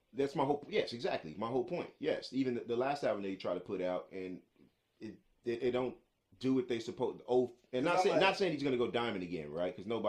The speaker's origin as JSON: {"language": "English", "region": "New York", "country": "United States", "said": "I'm from New York. But I sound like I'm Southern."}